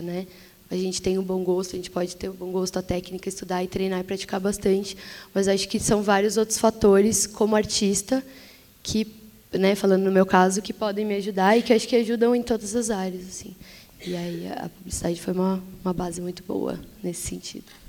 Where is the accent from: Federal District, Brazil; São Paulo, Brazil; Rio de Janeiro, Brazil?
São Paulo, Brazil; ainda morando na periferia, eu sou da zona leste de São Paulo